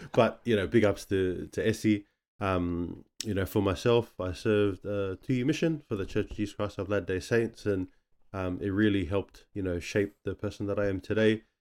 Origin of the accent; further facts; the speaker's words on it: Sydney, New South Wales, Australia; also born or lived in Manly, Sydney; we're born in, uh, the Manly area, but then we shifted out to the West, and, um, that's where, uh, you know, we grew up, um, growing up around the Blacktown area